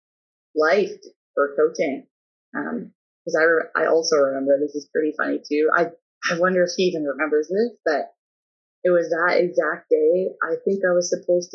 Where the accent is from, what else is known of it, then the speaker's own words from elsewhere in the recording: Drayton, Ontario, Canada; moved away as an adult; also born or lived in Waterloo / Alberta; where I come from, people are not coaches, so there was no real example of how to be a professional coach in Drayton